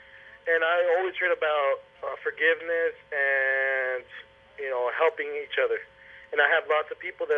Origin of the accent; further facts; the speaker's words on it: Orem, Utah, United States; I'm not LDS. I was raised here in Orem.